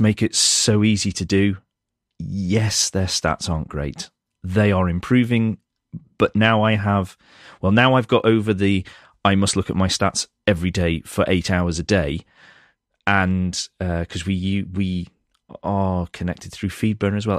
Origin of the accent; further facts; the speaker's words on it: United Kingdom; I'm British